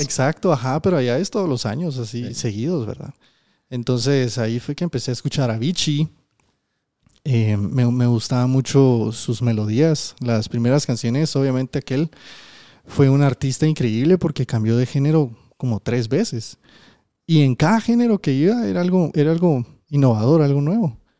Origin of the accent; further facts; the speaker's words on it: Guatemala; yo también soy de Guate